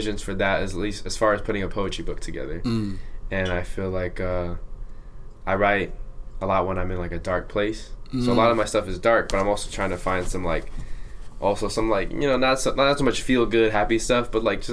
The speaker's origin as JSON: {"language": "English", "town": "Santa Ana", "region": "California", "country": "United States", "tie": "born or raised there", "said": "I'm a kid from Santa Ana. Like, I grew up in a house"}